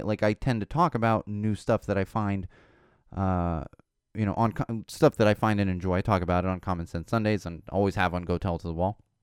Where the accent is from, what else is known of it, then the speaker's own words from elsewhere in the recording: Poway, California, United States; also born or lived in Miami, Florida / Chicago / Los Angeles; I grew up in Poway